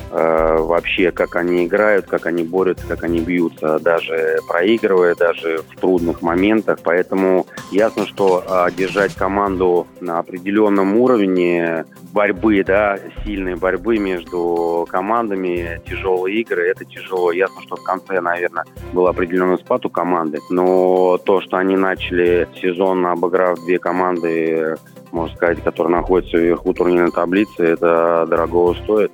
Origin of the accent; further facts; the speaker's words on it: Moscow, Russia; Я, так сказать, из Ма-, из Москвы